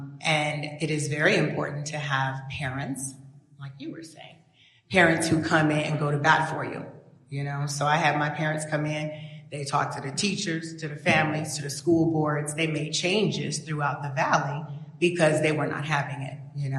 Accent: Wasilla, Alaska, United States; because I was raised in Wasilla, and my family was one of the first Black families out there in the 70s.

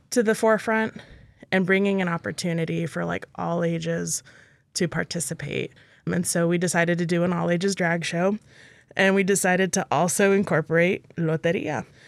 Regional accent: Texas, United States; now in Alaska, United States; my home state of Texas

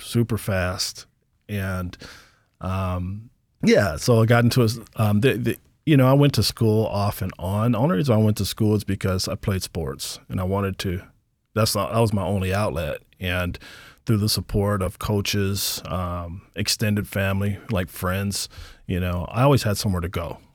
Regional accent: Portland, Oregon, United States; also born or lived in Birmingham, Alabama; now in Anchorage, United States; I was born in Birmingham, Alabama, raised in Portland, Oregon, and I've lived here in Anchorage, Alaska for about twenty years

